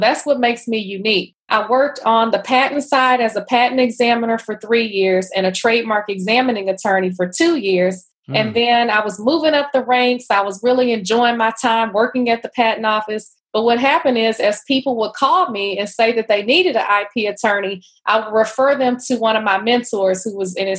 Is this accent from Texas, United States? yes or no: yes; Houston, Texas, United States; moved away as an adult; also born or lived in Atlanta, Georgia; now in Washington, D.C. area, United States; I grew up in Houston. So I'm actually from Third Ward in Houston.